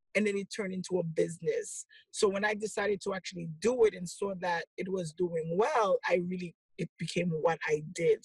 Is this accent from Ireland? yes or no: no; Haiti; moved away; I'm originally from Haiti